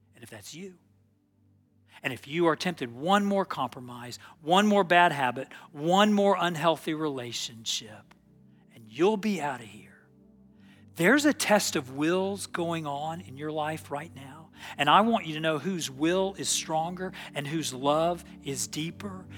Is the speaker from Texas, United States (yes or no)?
yes; Texas, United States; I was from Texas